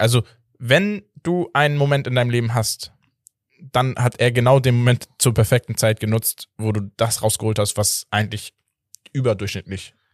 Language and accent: German; Portugal; als Portugiese